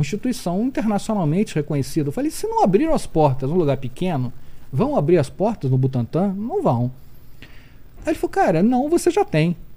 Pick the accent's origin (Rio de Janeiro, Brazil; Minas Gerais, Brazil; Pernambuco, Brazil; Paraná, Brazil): Rio de Janeiro, Brazil; nasci no Rio de Janeiro